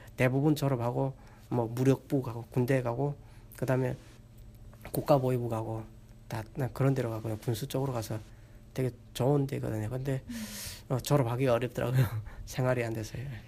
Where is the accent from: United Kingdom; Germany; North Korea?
North Korea; moved away as an adult; also born or lived in China / South Korea; now in Texas, United States; 북한에서 왔다는